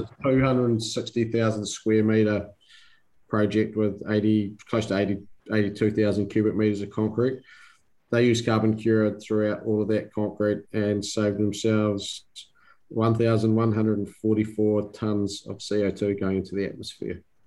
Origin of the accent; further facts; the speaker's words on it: New Zealand; now in Sydney, Australia; I'm a New Zealander